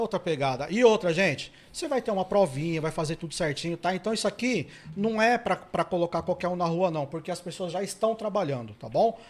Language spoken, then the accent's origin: Portuguese; São Paulo, Brazil; eu sou da ZL